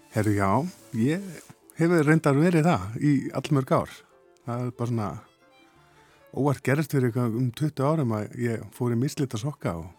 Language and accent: Icelandic; Ísafjörður, Westfjords, Iceland; ég er að vestan. Ísafjörði